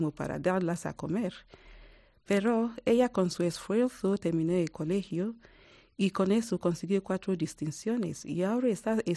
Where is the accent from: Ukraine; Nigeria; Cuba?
Nigeria; now in South Africa; 20 años em, viviendo en Sudáfrica y soy nigeriana y también sudafricana.